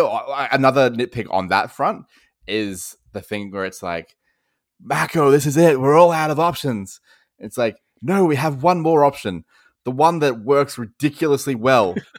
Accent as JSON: {"language": "English", "country": "Australia", "accent": "Australian", "said": "I'm sure people can hear that I am Australian"}